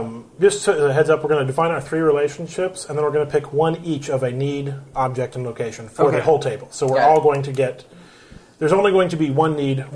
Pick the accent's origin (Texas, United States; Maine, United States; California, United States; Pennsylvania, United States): Texas, United States; Grapevine; I came from Grapevine, which is, you know, maybe 40,000 people.